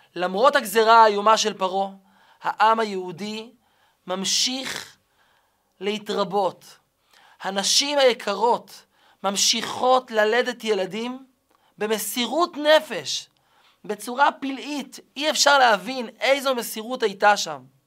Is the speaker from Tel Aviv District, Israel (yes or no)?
no; Kiryat Malakhi, Southern District, Israel; גדלתי בשכונה קטנה, שכונה קסומה, נחלת הר חב"ד, בקריית מלאכי